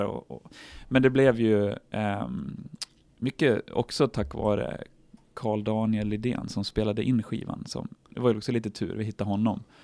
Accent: Horndal, Dalarna County, Sweden; från byn och Hornå där vi kommer ifrån

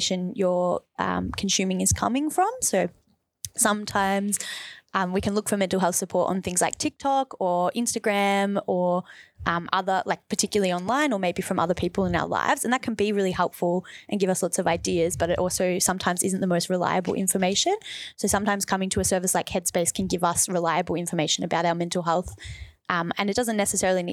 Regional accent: Wyndham, Victoria, Australia; I grew up in Wyndham

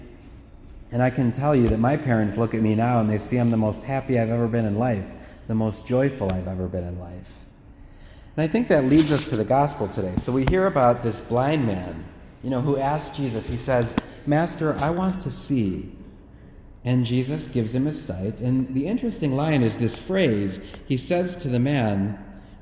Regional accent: Parma, Ohio, United States; We were raised in Parma, so there are six of us kids

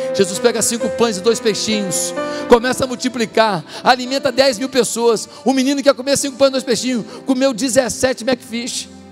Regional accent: Brazil; Nós somos brasileiros

